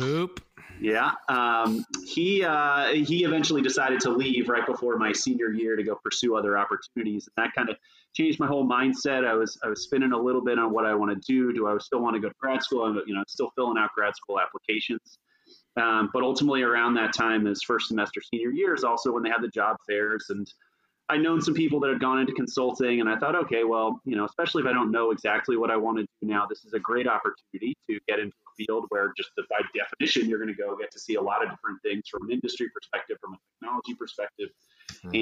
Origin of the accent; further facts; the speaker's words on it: Tampa, Florida, United States; moved away as an adult; also born or lived in North Carolina; I grew up in Florida. I spent the majority of that time in Tampa.